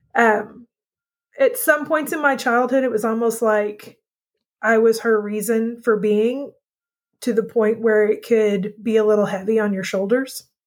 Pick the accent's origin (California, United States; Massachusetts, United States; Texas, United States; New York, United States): Texas, United States; grew up in Texas with my mom